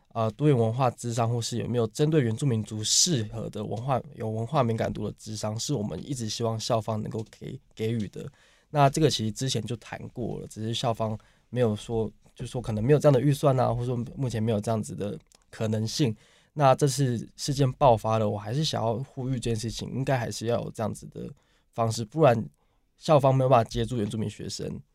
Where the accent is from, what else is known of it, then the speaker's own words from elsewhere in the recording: northern Taiwan, Taiwan; 我从小在北部长大